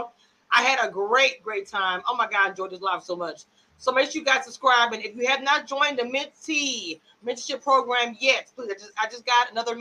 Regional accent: Louisiana, United States; I know I'm from Louisiana.

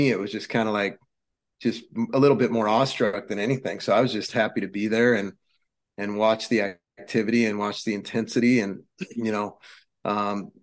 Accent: Corvallis, Oregon, United States; I grew up in Corvallis, Oregon, small sports town

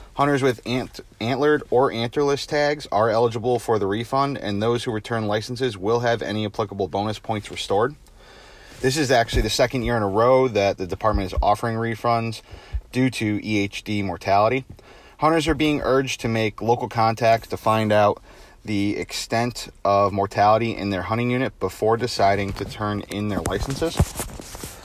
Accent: Simsbury, Connecticut, United States; my hometown in Simsbury, Connecticut

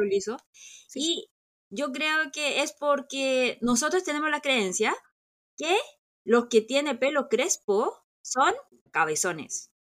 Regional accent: South Korea; yo crecí en San Mundón

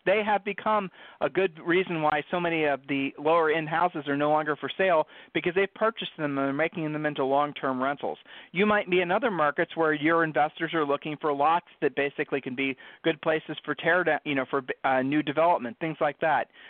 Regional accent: Ohio, United States; I'm from Ohio. Julie and I are from Ohio

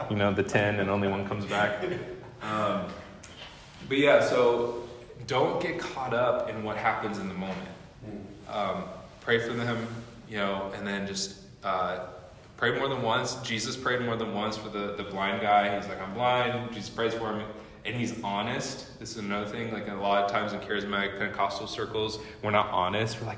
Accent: Midwest, United States; now in Seattle, United States; I'm telling you in Seattle specifically, we came from the Midwest, and so it's very different, different culture and everything.

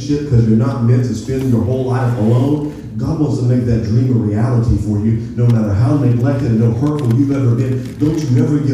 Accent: Appalachia, United States; We grew up in Appalachia singing songs

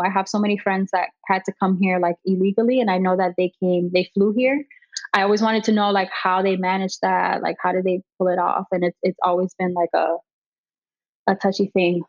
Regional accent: Miami, Florida, United States; born and raised in Miami. I've lived here my whole life

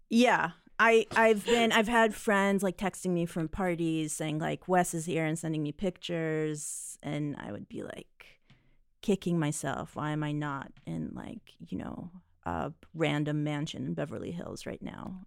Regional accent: Israel; moved away; I grew up in Israel

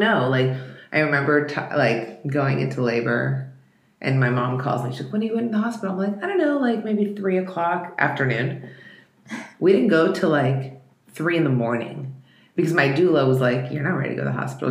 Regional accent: Russia; moved away; I was born in Russia

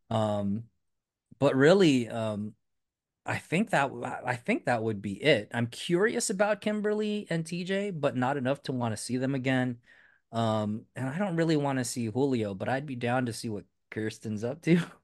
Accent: Philippines; I'm Filipino

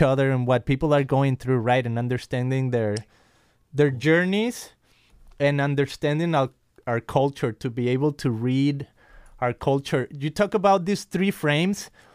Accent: Guadalajara, Jalisco, Mexico; now in California, United States; I'm from Guadalajara, Mexico, and here I am in California.

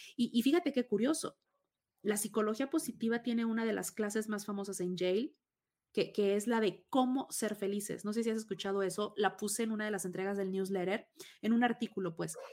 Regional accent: Tabasco, Mexico; born or raised there; moved away

